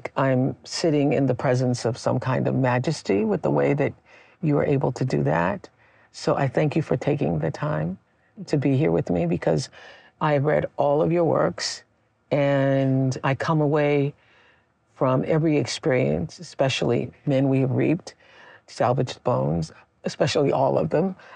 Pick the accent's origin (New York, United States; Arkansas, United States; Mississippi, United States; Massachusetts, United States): Mississippi, United States; moved away; You know, we're both from Mississippi.